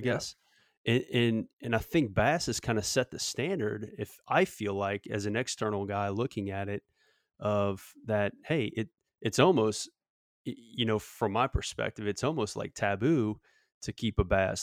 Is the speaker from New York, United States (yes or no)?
no; Southeast Louisiana, United States; growing up in Southeast Louisiana